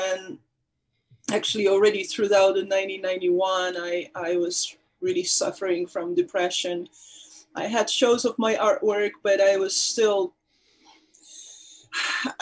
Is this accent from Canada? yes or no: no; Poland; moved away; I was born in Poland. My parents were actors. I grew up in an actor's family.